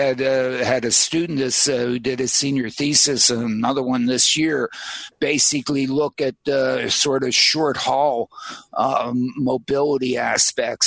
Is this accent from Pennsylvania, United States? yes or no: yes; Pittsburgh, Pennsylvania, United States; now in Princeton, United States; I go to Pittsburgh every once in a while because I was raised in Pittsburgh